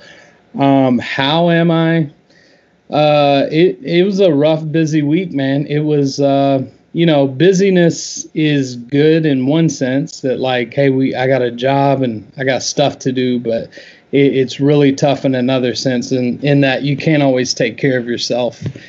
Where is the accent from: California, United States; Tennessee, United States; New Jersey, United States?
Tennessee, United States; Memphis; moved away as an adult; also born or lived in Chicago / Louisville; born and raised in Memphis